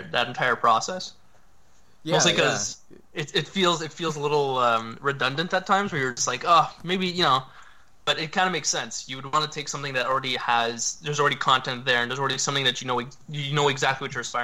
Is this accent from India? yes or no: no; Toronto, Ontario, Canada; I'm a professional voxel artist, and I'm from Toronto, Canada